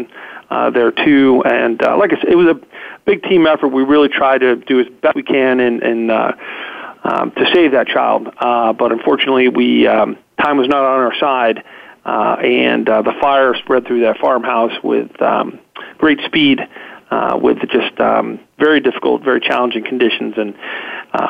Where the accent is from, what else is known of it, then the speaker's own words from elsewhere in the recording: Mount Lebanon, Pennsylvania, United States; here in my hometown here in Mount Lebanon.